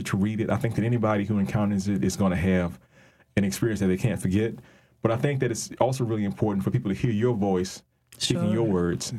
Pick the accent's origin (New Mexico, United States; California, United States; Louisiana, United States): Louisiana, United States; New Orleans; Now, we're both from New Orleans. We're both from a neighborhood called New Orleans East